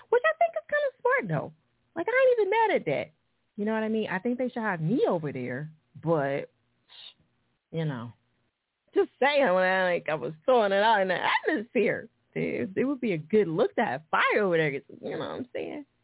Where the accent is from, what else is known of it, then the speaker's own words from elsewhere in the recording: New Jersey, United States; And I'm from Jersey, but I g